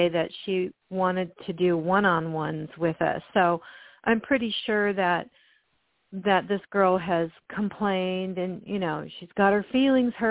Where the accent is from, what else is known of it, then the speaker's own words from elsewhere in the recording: Philadelphia, Pennsylvania, United States; accent: East Coast; moved away as an adult; now in Sedona, United States; No, I'm from Philly. I'm from Philadelphia.